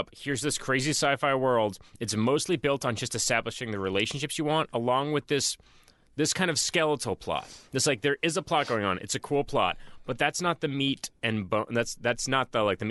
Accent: Boston, Massachusetts, United States; I like my hometown

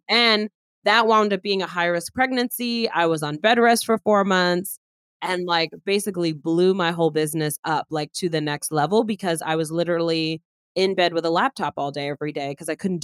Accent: New York City, New York, United States; now in North Carolina, United States; I'm from Flushing, Queens in New York City

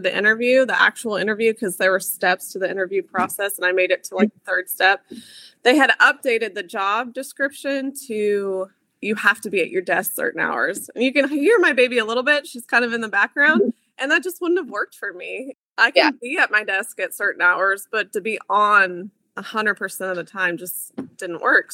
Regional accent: Kansas, United States; moved away as an adult; also born or lived in Germany; I am from Kansas.

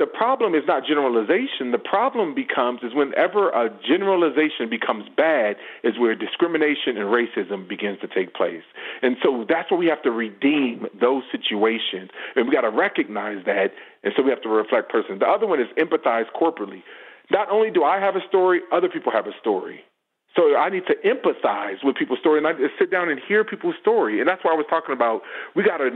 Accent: Los Angeles, California, United States; I grew up in Los Angeles area. I grew up around LAPD and all these things.

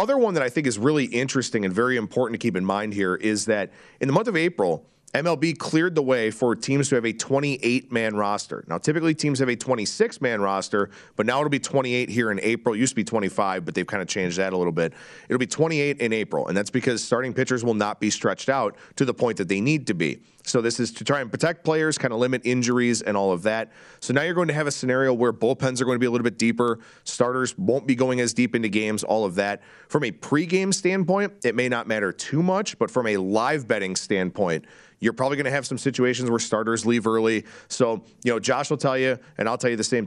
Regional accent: Cleveland, Ohio, United States; the Cleveland Guardians, for example, my hometown team.

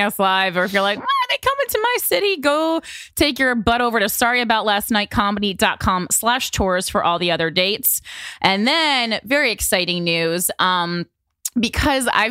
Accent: New Jersey, United States; it's my home state

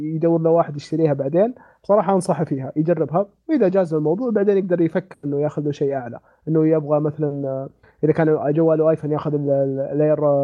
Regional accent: Saudi Arabia; عندنا في السعوديه

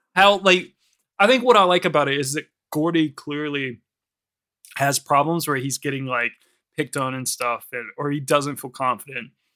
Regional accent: United States; now in United Kingdom; in America, like especially in my hometown

